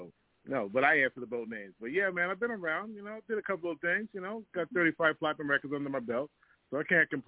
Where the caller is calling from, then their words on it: Toronto, Ontario, Canada; I'm calling in from Toronto